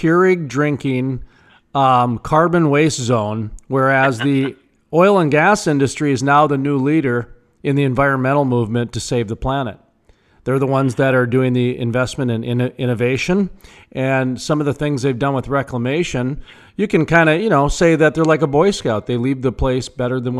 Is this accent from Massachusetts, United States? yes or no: no; North Dakota, United States; I'm from North Dakota where we've got, I think, the cleanest air in the nation, and 70 to 90% of our state's powered by coal.